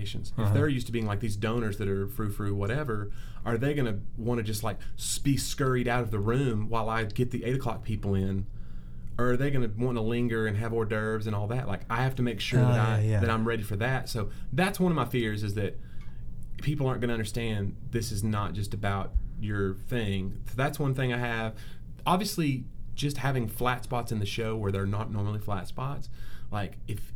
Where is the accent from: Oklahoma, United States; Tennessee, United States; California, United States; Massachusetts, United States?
Tennessee, United States; Nashville; my hometown crowd